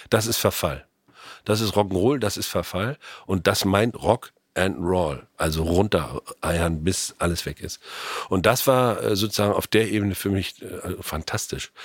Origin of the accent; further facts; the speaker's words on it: Germany; als Deutscher